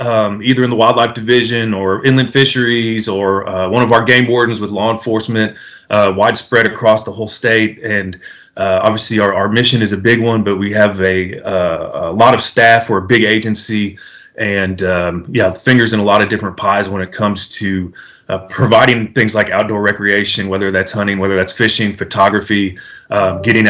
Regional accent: Illinois, United States; moved away as an adult; also born or lived in South Africa; now in Texas, United States; I'm originally from the Midwest, was born and raised in Illinois

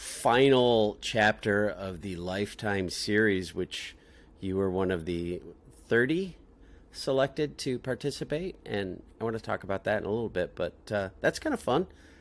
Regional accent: Des Moines, Iowa, United States; we're both from Des Moines

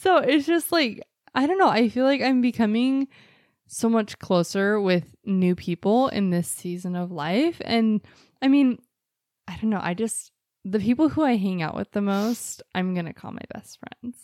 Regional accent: Mesa, Arizona, United States; I was born in Mesa at, like, six-ish P M and August ninth, nineteen eighty-seven

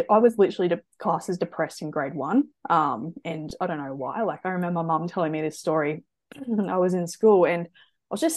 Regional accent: Brisbane, Queensland, Australia; So I'm from Brisbane. So always been from Brisbane. Half my family's actually German, my other half's actually English. But I'm full Australian. So yeah, no, I grew up in Brisbane

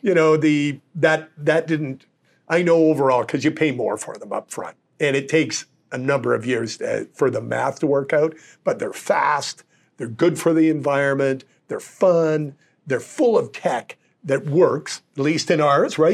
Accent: Calgary, Alberta, Canada; moved away; I was born and raised in Calgary

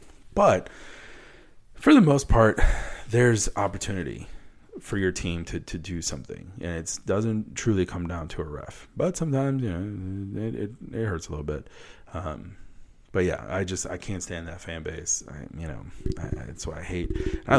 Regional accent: Wisconsin, United States; I hate the Packers. And I'm from Wisconsin. That's the one team I don't follow from Wisconsin.

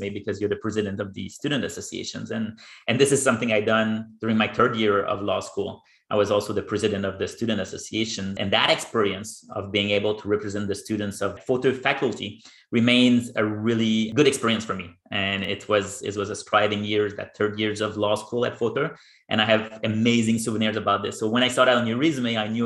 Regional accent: Gatineau, Quebec, Canada; moved away as an adult; also born or lived in Victoria / Beijing; I'm from there. It's my hometown. I grew up in Gatineau, and I did my entire education there

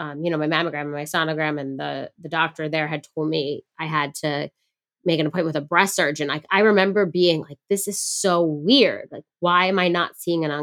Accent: Long Island, New York, United States; we grew up on Long Island

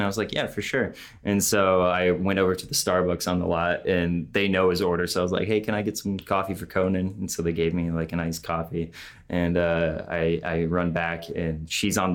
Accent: Clarkston, United States

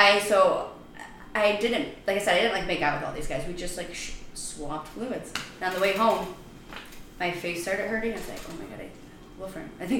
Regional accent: Chicago, Illinois, United States; moved away as an adult; also born or lived in Iowa City, Iowa; now in Florida, United States; I'm from Chicago, and then I went to school in Iowa

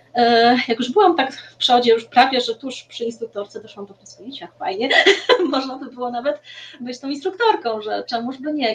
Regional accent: Racibórz, Silesian Voivodeship, Poland; now in Bielsko-Biała, Poland; ja jestem z Raciborza. E, tam się urodziłam.

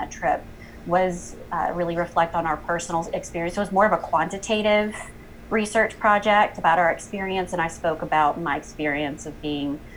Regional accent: York, South Carolina, United States; moved away as an adult; also born or lived in Columbia, South Carolina / New Hampshire; I am originally from a little town, York, South Carolina

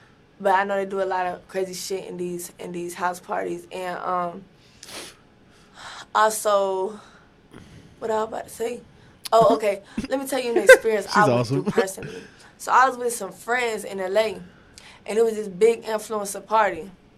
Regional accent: Atlanta, Georgia, United States; Like, I'm from Atlanta. We don't do shit like that.

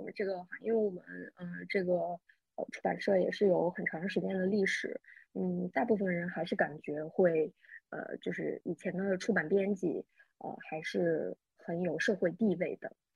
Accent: northern China, China; 我虽然作为一个北方人

